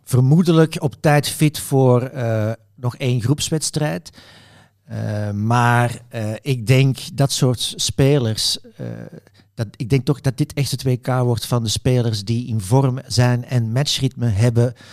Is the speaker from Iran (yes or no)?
no; Belgium; ik zit als Belg